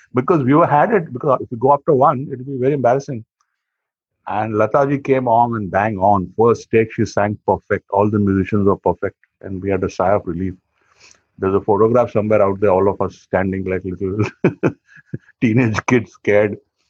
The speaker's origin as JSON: {"language": "English", "town": "Varanasi", "region": "Uttar Pradesh", "country": "India", "said": "I'm from Banaras"}